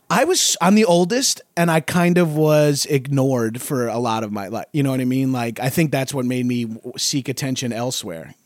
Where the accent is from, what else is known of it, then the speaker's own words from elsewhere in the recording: Long Island, New York, United States; I grew up in Long Island, just outside of New York.